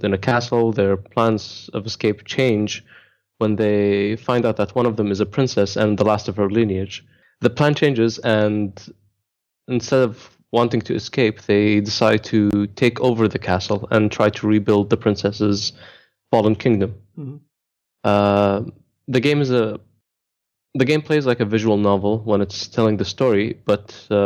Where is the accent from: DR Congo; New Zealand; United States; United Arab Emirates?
United Arab Emirates; Dubai; I am from Dubai, born and raised